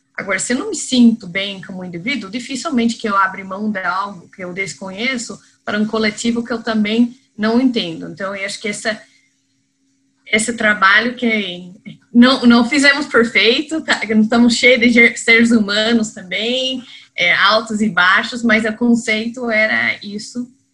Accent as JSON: {"language": "Portuguese", "country": "United States", "also_born_or_lived": "Spain", "second_language": "Portuguese", "moved": "as an adult", "lives_now": "Brazil", "said": "eu sou americana, então vocês que estão ouvindo mais no sul, não é que eu sou de importada de Campinas ou Ribeirão, é, é americana mesmo."}